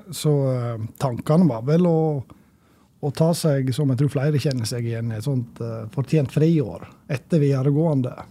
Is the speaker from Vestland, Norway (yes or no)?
yes; Sogndal, Vestland, Norway; moved away; also born or lived in Levanger; jeg vokste opp i Sogndal, og fra sjølve, bygda